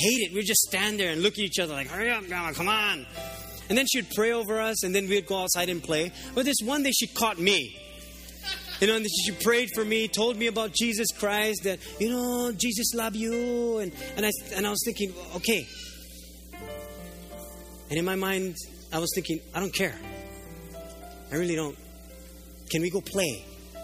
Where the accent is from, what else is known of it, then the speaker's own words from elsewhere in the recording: Oahu, Hawaii, United States; I was living here because I grew up on Oahu